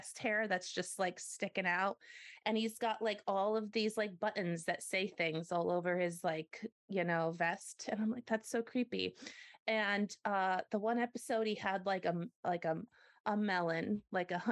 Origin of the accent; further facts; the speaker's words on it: United States; my American citizenship